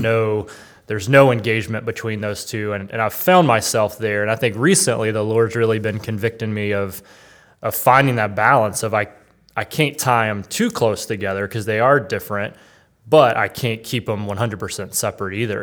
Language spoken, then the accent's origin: English; North Carolina, United States; I grew up in North Carolina in kind of the, you know, the South